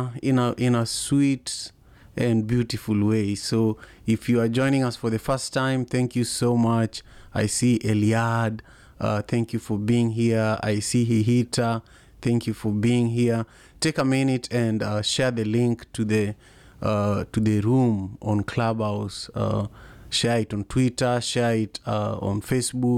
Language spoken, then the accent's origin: English; Kenya; now in Seattle, United States; I am from Kenya originally